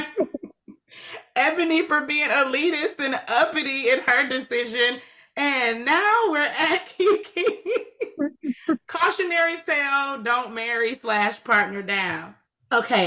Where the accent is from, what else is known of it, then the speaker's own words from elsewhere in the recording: Atlanta, Georgia, United States; I'm from Atlanta